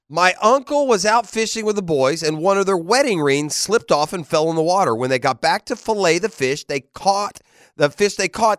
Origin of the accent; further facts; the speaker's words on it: Tennessee, United States; now in Jacksonville, United States; I grew up in Tennessee